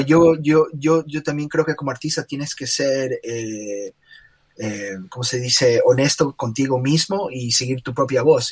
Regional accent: Guayaquil, Guayas, Ecuador; now in United States; soy de Guayaquil, Ecuador. estudié ah, arte e ilustración aquí en los Estados Unidos

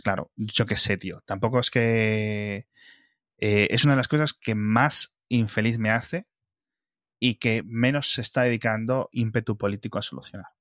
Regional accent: Bembibre or Ponferrada, Castile and León, Spain; moved away; de donde yo vengo. Y no estoy diciendo en mi pueblo de 50 habitantes, estoy hablando de Benvibre o Ponferrada

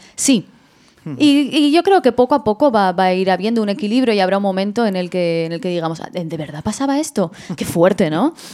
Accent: Madrid, Community of Madrid, Spain; yo, yo soy de Madrid

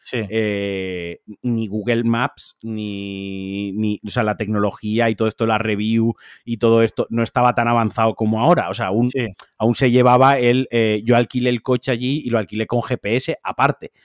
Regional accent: Spain; Yo soy, español.

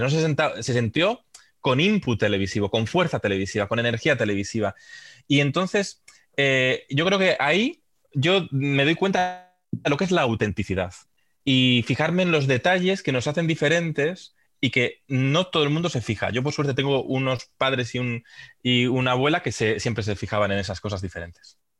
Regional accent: Santander, Cantabria, Spain; Yo soy de Santander, sí que iba al campo al, a ver al Racing

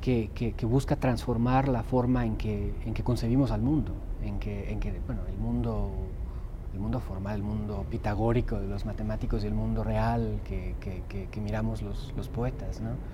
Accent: Guatemala; also born or lived in Germany; now in Salem, United States; nací en Alemania, soy ciudadano norteamericano ahora, crecí en Guatemala

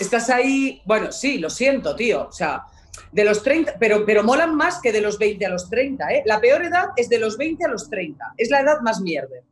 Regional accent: Alicante, Valencian Community, Spain; yo soy de Alicante

